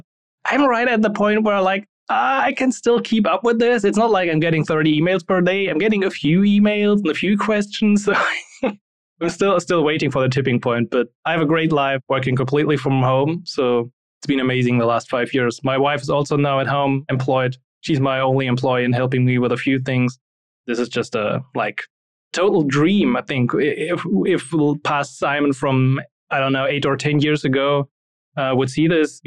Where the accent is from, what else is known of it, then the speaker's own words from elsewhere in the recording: Germany; English is a second language; I'm not a non-native speaker. I'm from Germany. In the beginning, I was never good in English